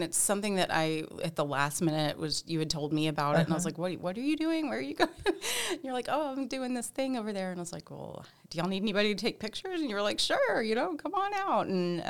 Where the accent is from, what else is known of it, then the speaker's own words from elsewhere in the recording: Merkel, Texas, United States; Where I grew up in Merkle, Texas, which is way out west near Abilene, they call it the Windmill City because it is just so flat and just red dirt and wind and tumbleweeds.